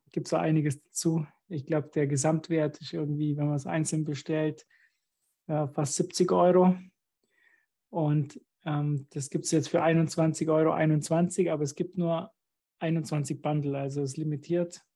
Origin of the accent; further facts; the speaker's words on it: Germany; ich bin jetzt ganz alleine als Deutscher hier unter Österreichern